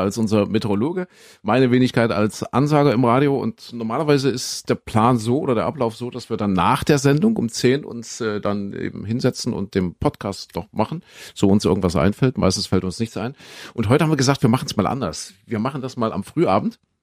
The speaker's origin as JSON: {"language": "German", "region": "Saxony", "country": "Germany", "said": "Ich komme ja aus Sachsen."}